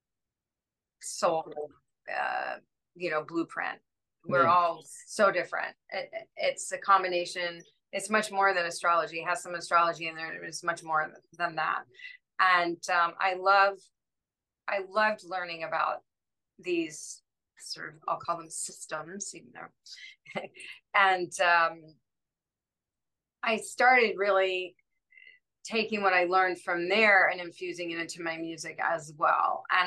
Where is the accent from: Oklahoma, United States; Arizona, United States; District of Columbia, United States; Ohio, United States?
District of Columbia, United States; Washington; I grew up in Washington, D.C.